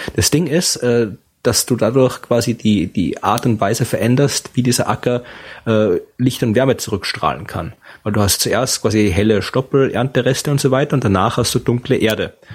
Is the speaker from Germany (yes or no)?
no; Austria; bin in Österreich aufgewachsen mit einem österreichischen Vater und der deutschen Mutter